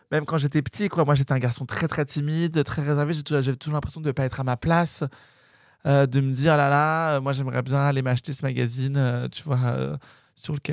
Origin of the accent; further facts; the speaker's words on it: Paris, Île-de-France, France; Dans le 5e arrondissement de Paris. Ah, t'es parisien Ouais, je suis né à Paris, moi.